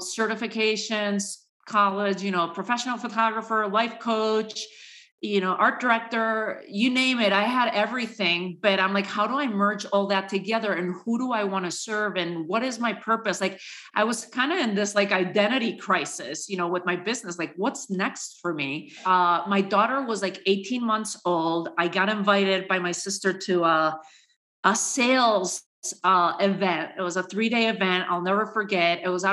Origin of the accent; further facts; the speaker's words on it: Spain; moved away as an adult; also born or lived in New York City, United States; now in United States; born and raised in Spain to a Spanish father, an American mother, and came to the U.S. my last couple years in college